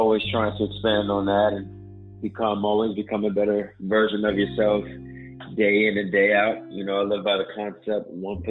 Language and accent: English; Biloxi, Mississippi, United States; also born or lived in Chicago, Illinois / Texas / Las Vegas; I was raised in Biloxi, Mississippi, though.